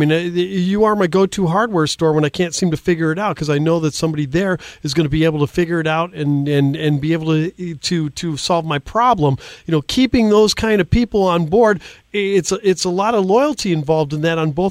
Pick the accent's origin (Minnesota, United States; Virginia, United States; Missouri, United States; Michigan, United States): Minnesota, United States; Minneapolis; moved away; I grew up in Minneapolis